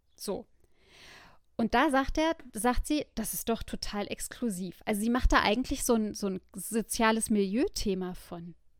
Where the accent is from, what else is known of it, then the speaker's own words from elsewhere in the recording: Germany; ich bin Deutsche.